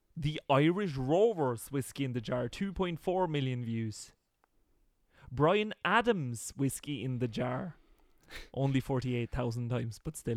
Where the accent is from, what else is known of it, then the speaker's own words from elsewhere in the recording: Norway; me as a poor Norwegian